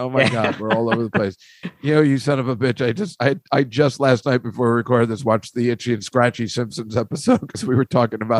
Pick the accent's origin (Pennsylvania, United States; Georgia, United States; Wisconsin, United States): Pennsylvania, United States; Philadelphia; where I grew up in Philadelphia